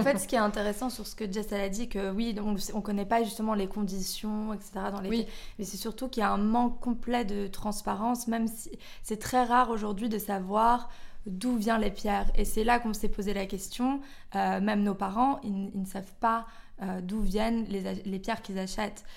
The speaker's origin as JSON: {"language": "French", "country": "Belgium", "tie": "born or raised there", "also_born_or_lived": "London", "moved": "as an adult", "said": "je suis belge. Euh, j'ai vécu en Belgique jusqu'à mes 18 ans. Ensuite, après, je suis partie à Londres."}